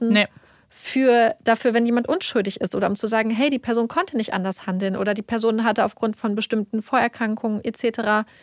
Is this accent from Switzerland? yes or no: no; United States; wir als Amerikaner, unser